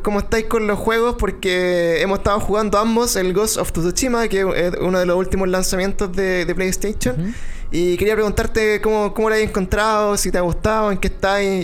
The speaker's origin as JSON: {"language": "Spanish", "country": "Chile"}